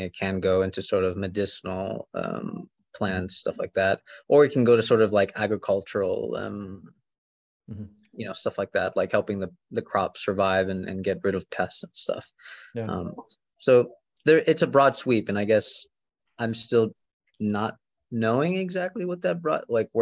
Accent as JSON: {"language": "English", "region": "Florida", "country": "United States", "tie": "born or raised there", "also_born_or_lived": "Kentucky / Arizona", "moved": "as an adult", "said": "I was born in Florida"}